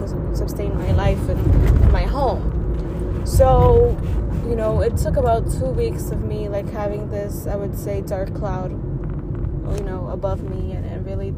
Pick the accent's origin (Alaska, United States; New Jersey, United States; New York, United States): New York, United States; New York City; born and raised in Washington Heights